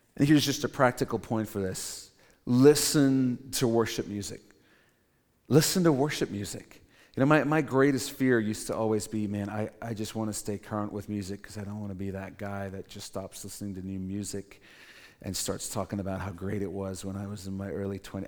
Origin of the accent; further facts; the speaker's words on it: Cape Town, Western Cape, South Africa; When I was growing up in Cape Town, South Africa, I went to this small Christian school